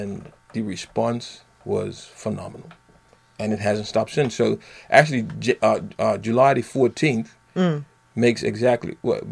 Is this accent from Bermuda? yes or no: yes; Bermuda; I'm born and bred in Bermuda.